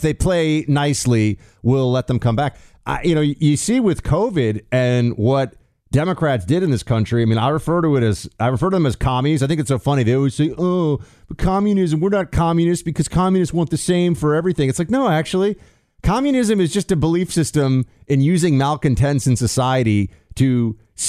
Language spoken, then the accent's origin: English; New York, United States; moved away as an adult; now in Florida, United States; as a New Yorker